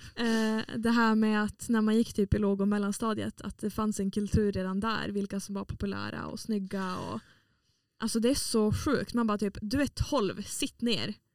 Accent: Åland, Åland Islands; moved away as an adult; now in Umeå, Sweden; jag är från Åland som är en liten liten pluttig ö mellan Finland och Sverige eh, som hör till Finland

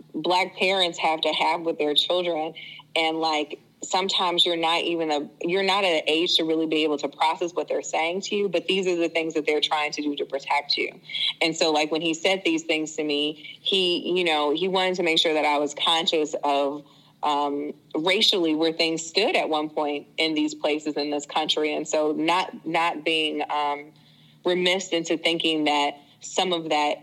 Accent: Chicago, Illinois, United States; moved away as an adult; also born or lived in Hampton, Virginia; now in St. Louis, United States; I am from Chicago, Illinois. I am from the south side of Chicago

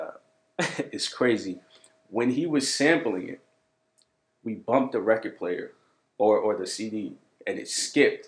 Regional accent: Brentwood, New York, United States; We're from Brentwood, Long Island

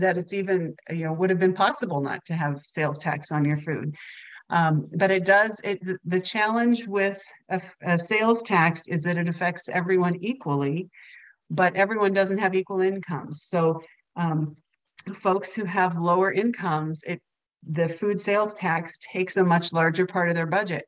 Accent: Kansas, United States; I grew up in Kansas

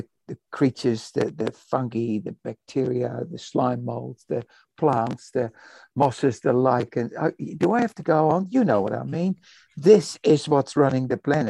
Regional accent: Netherlands; also born or lived in Indonesia; now in Christchurch, New Zealand; I was born in Indonesia. I was raised in the Netherlands

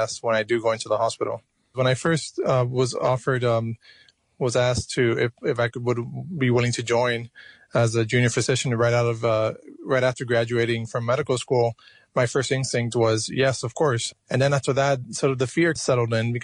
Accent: Miami, Florida, United States; moved away as an adult; also born or lived in Cuba; now in New York, United States; I was born in Cuba. I was raised in Miami, Florida

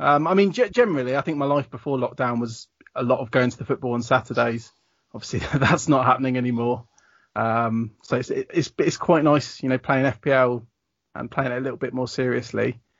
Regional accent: Reading, South East England, United Kingdom; But I'm in my 30s. I'm from Reading

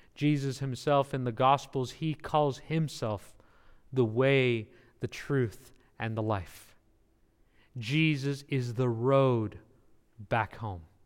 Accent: California, United States; also born or lived in New Jersey; I am from California, I'm a Californian

